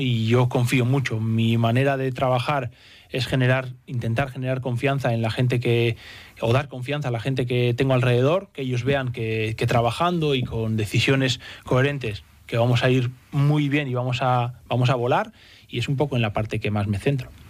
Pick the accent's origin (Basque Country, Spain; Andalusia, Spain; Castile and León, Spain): Basque Country, Spain; San Sebastián; moved away as an adult; also born or lived in Cantabria; now in Santander, Spain; Vengo de San Sebastián